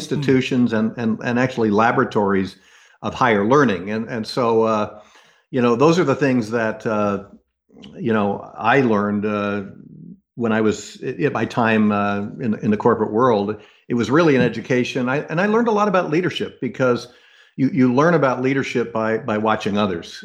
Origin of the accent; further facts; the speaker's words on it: United States; growing up in the United States